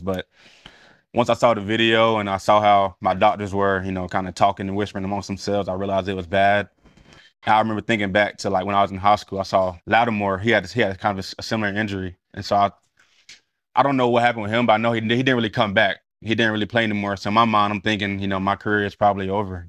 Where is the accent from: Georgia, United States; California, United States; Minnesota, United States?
Georgia, United States; Cedartown; moved away; go back to my hometown with Mikey Worthington in the same weight room when I had nothing